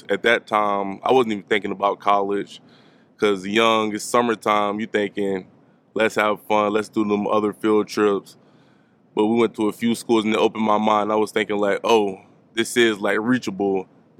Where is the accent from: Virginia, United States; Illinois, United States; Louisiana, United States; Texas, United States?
Virginia, United States; Tidewater area; moved away as an adult; now in Blacksburg, United States; I grew up in the Tidewater area, Norfolk, Portsmouth, Van, Suffolk